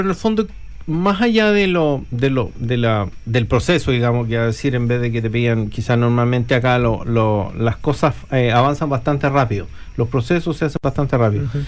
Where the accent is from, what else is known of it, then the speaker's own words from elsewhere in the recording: Chile; now in New Zealand; nosotros somos chilenos